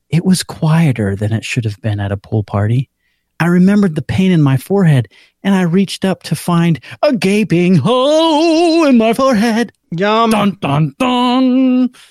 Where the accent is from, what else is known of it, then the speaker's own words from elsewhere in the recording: Orlando, Florida, United States; I am from Orlando, Florida.